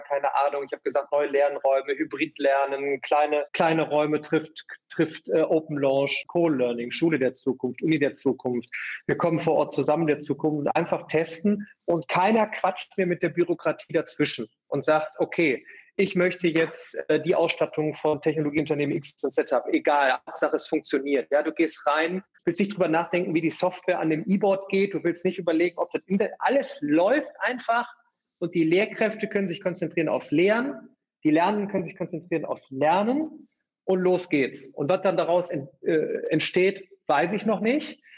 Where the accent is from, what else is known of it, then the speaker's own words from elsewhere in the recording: Remscheid, North Rhine-Westphalia, Germany; Ich sitze hier in, in der weltschönsten Stadt Remscheid in meiner Heimat